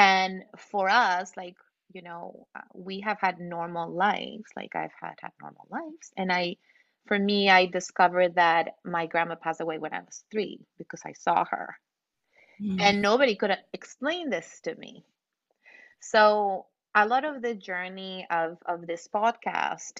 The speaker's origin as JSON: {"language": "English", "region": "Mexico City", "country": "Mexico", "moved": "yes", "said": "I'm from Mexico City too. I'm from Mexico"}